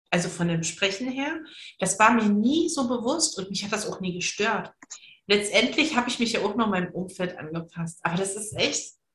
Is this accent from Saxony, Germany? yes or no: yes; Saxony, Germany; ich komme ja aus Sachsen und ähm, in der Ecke, wo wir aber herkommen, spricht man so, so wie ich halt so, relativ gut Hochdeutsch.